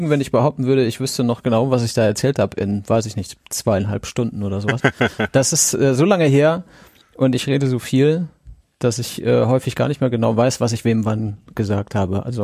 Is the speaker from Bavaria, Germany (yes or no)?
no; Siegen, North Rhine-Westphalia, Germany; born there; geboren bin ich in Siegen, das hatten wir schon, und das ist äh, am 30. Juni 1976 gewesen.